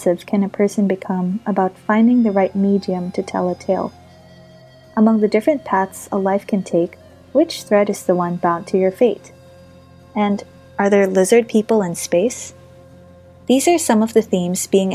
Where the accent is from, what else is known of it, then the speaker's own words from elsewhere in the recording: Philippines; I'm a Filipina writer of short fiction and poetry